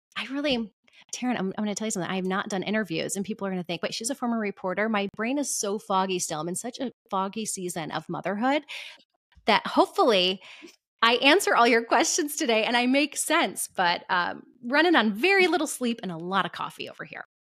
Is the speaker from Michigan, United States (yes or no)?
yes; Michigan, United States; my home state of Michigan